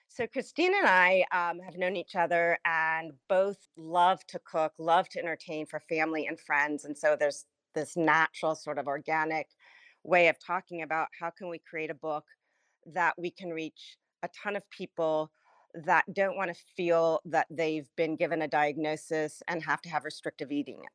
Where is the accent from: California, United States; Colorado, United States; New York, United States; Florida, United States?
California, United States; Los Angeles; I was born and raised in the San Fernando Valley in a place called Sherman Oaks